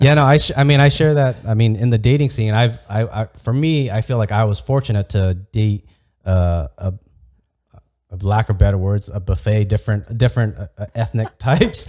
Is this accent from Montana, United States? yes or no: no; Santee, California, United States; I grew up in Santee, which is predominantly all white